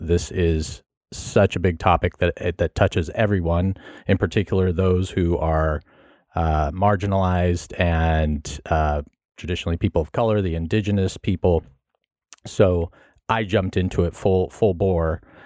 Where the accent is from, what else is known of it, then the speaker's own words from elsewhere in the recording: Carmel, California, United States; I grew up in California. I grew up down in, uh, Carmel, Monterey area